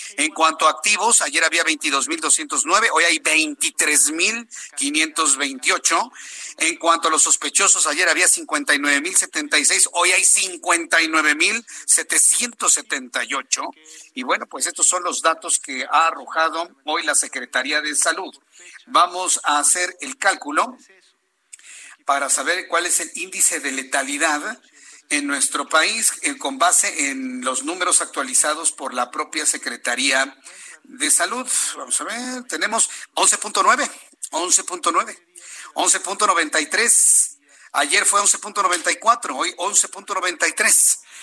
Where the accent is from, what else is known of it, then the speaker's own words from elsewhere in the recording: Mexico; nosotros como mexicanos